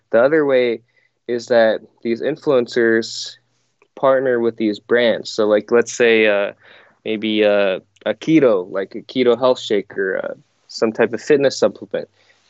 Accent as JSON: {"language": "English", "region": "Iowa", "country": "United States", "tie": "born or raised there", "also_born_or_lived": "South Korea", "said": "So I was born in South Korea and then adopted by my parents in Iowa. So pretty much grew up in Iowa, lived there my whole life."}